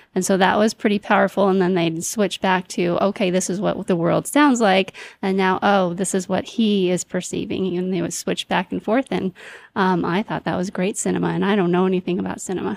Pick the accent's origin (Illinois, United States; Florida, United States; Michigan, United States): Michigan, United States; moved away; I'm from Michigan